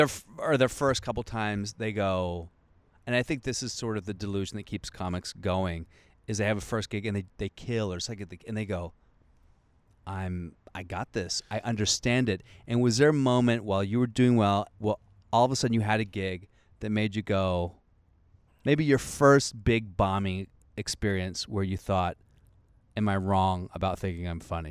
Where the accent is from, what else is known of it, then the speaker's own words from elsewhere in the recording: Moldova; I'm from the first joke is I'm from Moldova.